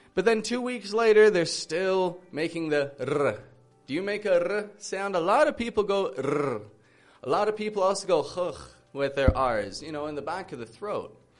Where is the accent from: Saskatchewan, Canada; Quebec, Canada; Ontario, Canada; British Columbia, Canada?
Ontario, Canada; Toronto; I'm from Toronto, Canada